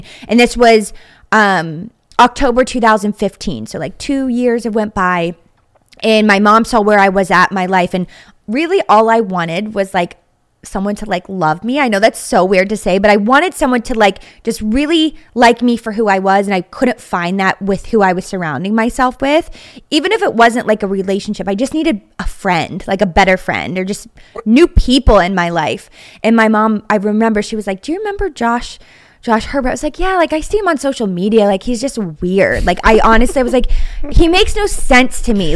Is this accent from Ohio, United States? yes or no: yes; Wintersville, Ohio, United States; now in Pittsburgh, United States; I actually grew up in Wintersville, Ohio, which is like the village inside of Steubenville